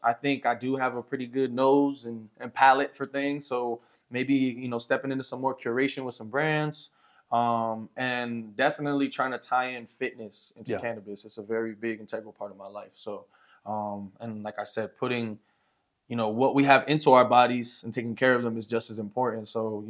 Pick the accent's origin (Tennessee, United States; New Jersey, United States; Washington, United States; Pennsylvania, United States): New Jersey, United States; moved away as an adult; also born or lived in El Paso, Texas; now in Santa Teresa, United States; So I'm originally from New Jersey, East Coast boy, you know, born and raised. I've been here in you know, New Mexico area for about the last year, on and off between, like, you know, El Paso and out here a little bit.